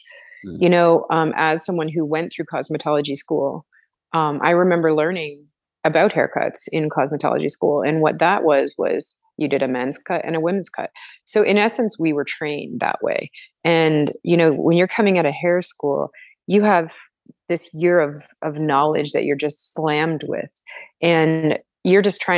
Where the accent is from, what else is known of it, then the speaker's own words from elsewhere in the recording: Toronto, Ontario, Canada; I am from Toronto in Canada, and I am currently working all over the place, but mostly based out of Toronto.